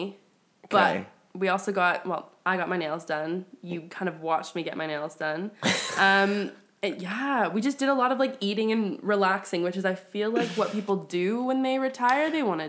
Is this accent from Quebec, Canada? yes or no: no; Victoria, British Columbia, Canada; now in United Kingdom; I grew up in Victoria